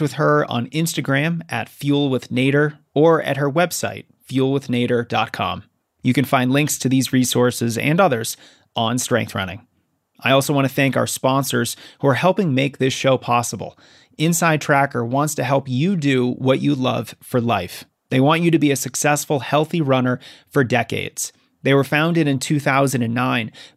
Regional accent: Colorado, United States; I'm from Colorado

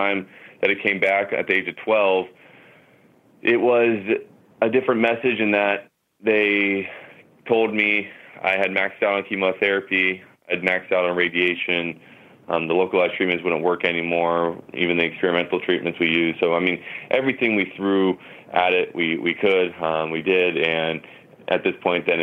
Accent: Huntington Beach, California, United States; I was born in Huntington Beach, California, and I was raised here, been here ever since

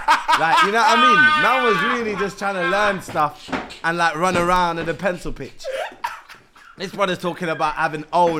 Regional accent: London, United Kingdom; So listen, I call it high school because I'm from Northwest London.

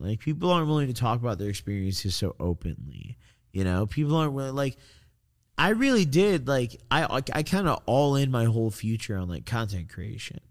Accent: Illinois, United States; I'm from Illinois.

